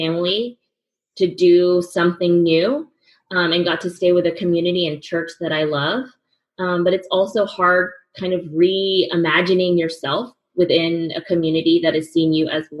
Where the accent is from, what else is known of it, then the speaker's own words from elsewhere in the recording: California, United States; moved away as an adult; now in New York City, United States; I grew up in California